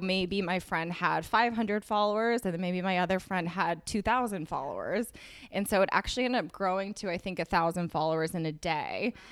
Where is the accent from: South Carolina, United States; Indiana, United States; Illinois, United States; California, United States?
California, United States; Berkeley; moved away as an adult; also born or lived in New York City; I'm from California, from Berkeley, and I moved to New York City the day after I graduated